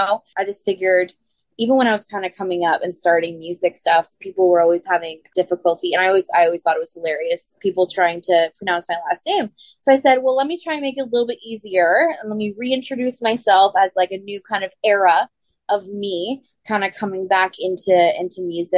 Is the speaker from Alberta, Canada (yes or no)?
no; Ottawa, Ontario, Canada; my hometown here in Ottawa